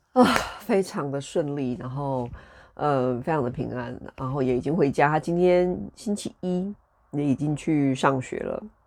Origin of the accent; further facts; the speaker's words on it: Taiwan; now in United Kingdom; 我们台湾人